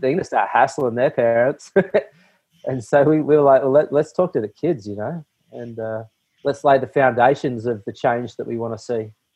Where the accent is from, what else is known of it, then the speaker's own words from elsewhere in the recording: Australia; I grew up here in Australia